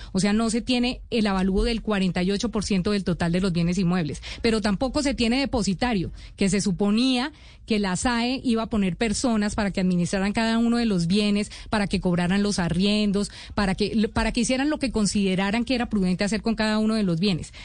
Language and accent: Spanish; Colombia; como colombiano